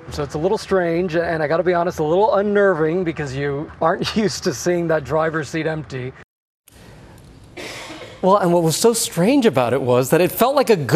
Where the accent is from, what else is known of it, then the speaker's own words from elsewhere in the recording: Miami, Florida, United States; I grew up in Miami, as you know, and it is always such an issue down there.